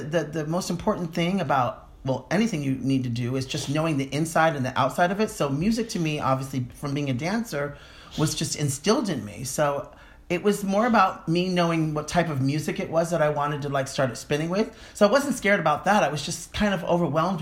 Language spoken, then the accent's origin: English; New York, United States; Born and raised in Manhattan